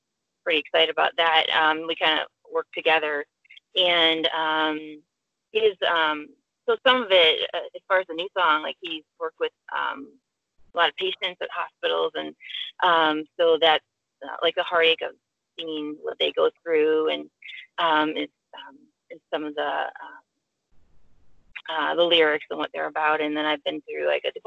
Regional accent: Chicago, Illinois, United States; we're from the Chicago area

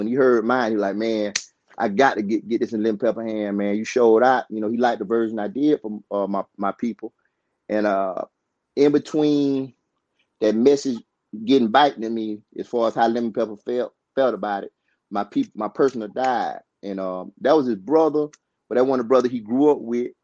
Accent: Georgia, United States; also born or lived in Albany, Georgia; I was born in a place called Mid Georgia, Thomas County

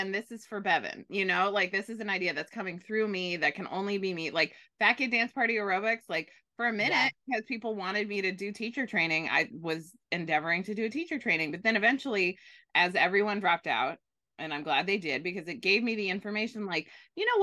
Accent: Bay Area, California, United States; I grew up in the Bay Area with Pete's Coffee

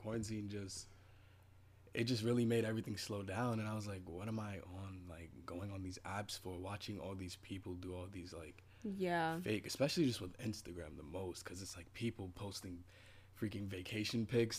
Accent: New York, United States; Well, I'm from New York, obviously.

